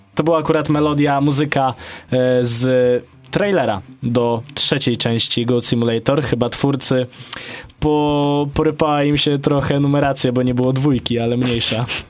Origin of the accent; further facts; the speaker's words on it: Podlaskie Voivodeship, Poland; jestem z Podlasia